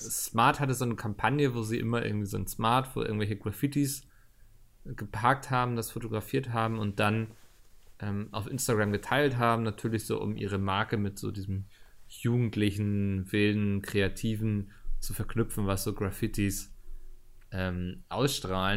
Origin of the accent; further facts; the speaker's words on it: Northern Germany, Germany; meine Heimat ist Norddeutschland